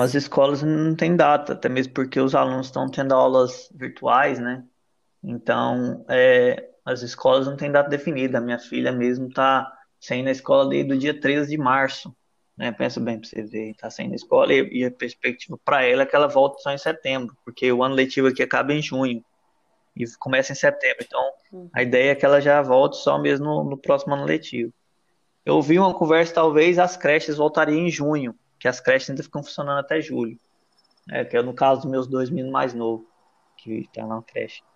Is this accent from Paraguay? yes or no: no; Goiás, Brazil; now in Madeira, Portugal; a gente é aí de Goiás